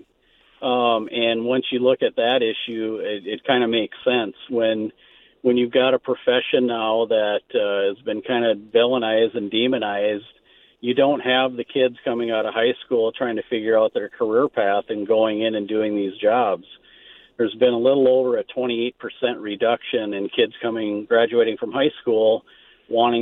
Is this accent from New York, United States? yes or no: no; Marble, Minnesota, United States; I grew up in a small town called Marble